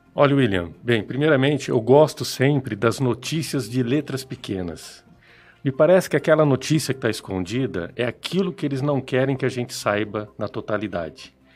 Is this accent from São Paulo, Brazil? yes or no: no; Apucarana, Paraná, Brazil; also born or lived in Londrina; eu sou nascido em Apucarana, eu sou apucaranense, e isso eu gosto sempre de ressaltar no meu currículo. E por quê? Porque eu decidi voltar para a cidade. A cidade onde eu fui educado, onde eu fui criado